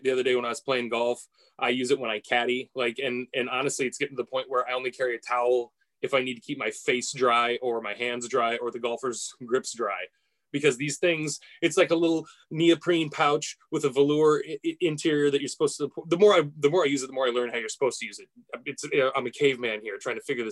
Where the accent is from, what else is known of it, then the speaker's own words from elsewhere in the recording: United States; as an American